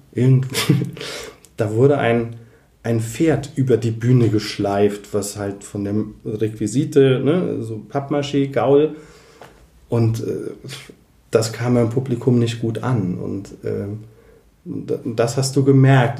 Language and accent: German; Koblenz, Rhineland-Palatinate, Germany; bei uns in Koblenz